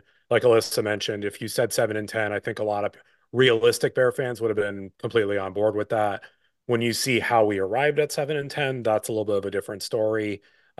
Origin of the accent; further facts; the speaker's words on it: Pennsylvania, United States; I grew up in Pennsylvania, so I grew up in the heart of Eagles country.